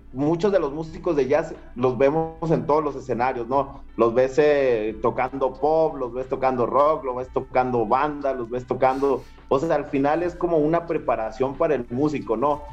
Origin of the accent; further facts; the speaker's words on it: Saltillo, Coahuila, Mexico; moved away as an adult; now in Mexico City, Mexico; Yo soy originario de Saltillo, Coahuila, del norte